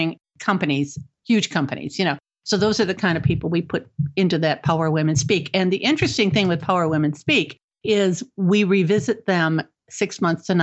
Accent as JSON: {"language": "English", "town": "Cleveland", "region": "Ohio", "country": "United States", "tie": "born or raised there", "also_born_or_lived": "Chicago, Illinois", "moved": "yes", "lives_now": "Florida, United States", "said": "I was born and raised in Cleveland, Ohio"}